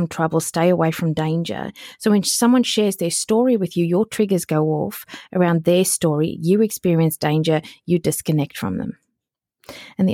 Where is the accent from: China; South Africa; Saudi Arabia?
South Africa; It was in the middle of the country of South Africa. It wasn't Texas, but it was like in the middle of the country, right? And we spoke Afrikaans there, even though I went to an English school. So I grew up fully bilingual